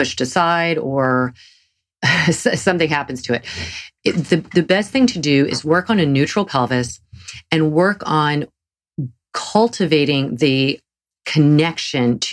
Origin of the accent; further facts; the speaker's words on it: the South, United States; accent: Southern; my Southern accent